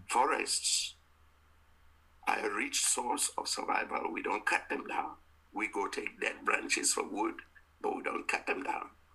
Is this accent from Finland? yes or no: no; Cameroon; I was from the Mbum in a part of Cameroon